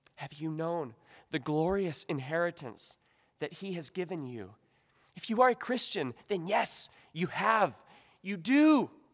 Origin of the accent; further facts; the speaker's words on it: United States; as an American